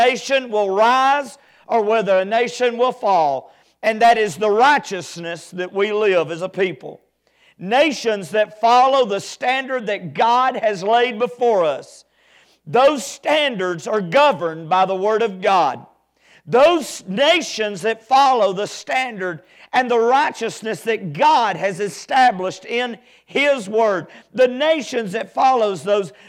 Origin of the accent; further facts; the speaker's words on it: United States; I'm still proud to be an American